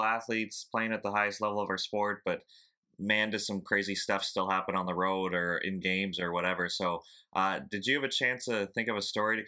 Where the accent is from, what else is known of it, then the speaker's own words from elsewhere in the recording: Canada; because even as a Canadian, we sometimes think the Maritimes people use funny phrases